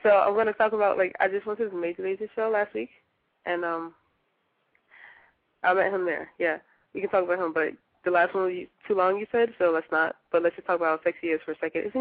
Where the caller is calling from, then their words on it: Philadelphia, Pennsylvania, United States; I'm um, 17, and I'm from Philadelphia.